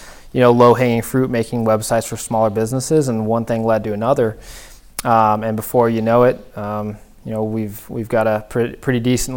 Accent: Northern California, United States; moved away as an adult; now in Buffalo, United States; Yeah, absolutely. So I grew up in Northern California.

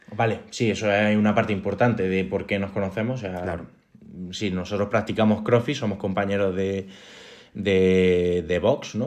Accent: Córdoba, Andalusia, Spain; moved away as an adult; also born or lived in Salamanca; now in Granada, Spain; yo soy de Córdoba

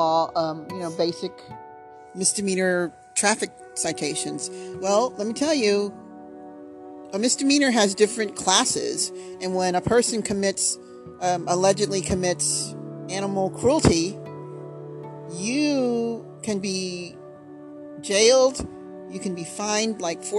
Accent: United States; now in Brookshire, United States; I'm an American

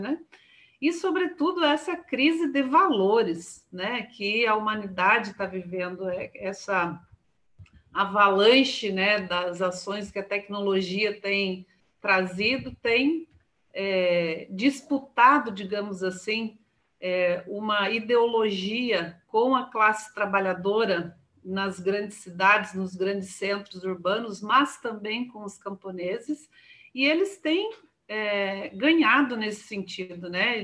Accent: Paraná, Brazil; moved away; Eu sou paranaense também, né? Mas eu estou há 25 anos fora do, do Paraná

